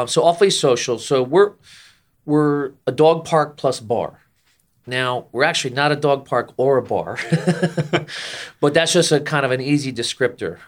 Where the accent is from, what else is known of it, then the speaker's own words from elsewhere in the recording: Jersey Shore, New Jersey, United States; moved away as an adult; also born or lived in Orlando, Florida; I grew up and, and spent, well, at this point, it's actually not a majority of my life, but, uh, my childhood on the Jersey Shore outside New York City